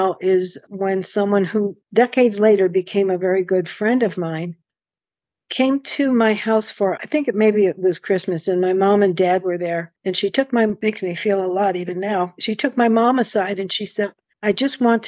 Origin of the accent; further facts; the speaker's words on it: Buffalo, New York, United States; also born or lived in Texas / Rochester; Then we moved to Buffalo